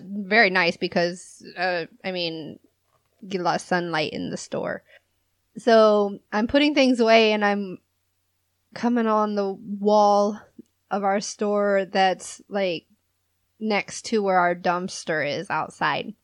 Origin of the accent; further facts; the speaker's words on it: California, United States; moved away; I'm from California